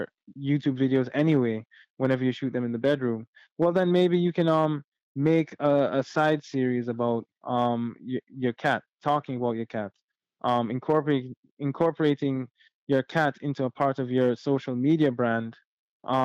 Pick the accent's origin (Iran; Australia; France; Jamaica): Jamaica; being Jamaican